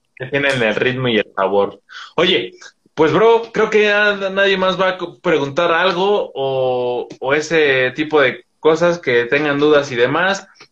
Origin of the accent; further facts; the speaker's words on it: Toluca, State of Mexico, Mexico; yo soy, yo soy del Estado de México, de Toluca